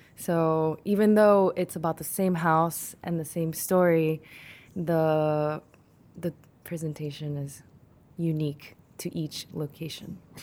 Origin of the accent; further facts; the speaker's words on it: South Korea; now in United States; I was born and raised in Korea, but I moved to America and I had to adapt